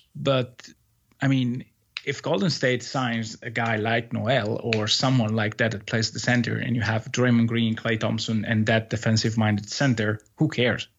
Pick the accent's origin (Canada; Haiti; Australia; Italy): Italy; in the second Italian league here, uh, in my hometown